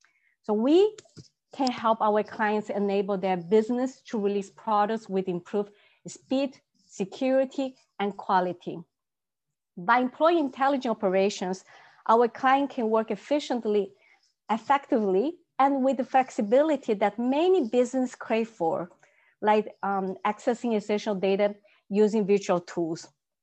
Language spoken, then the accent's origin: English; Paraguay; also born or lived in Brazil; now in Canada; My family background is Chinese, and I grew up in Paraguay and Brazil. And now I'm in Canada, so you can tell I'm a very cosmopolitan person.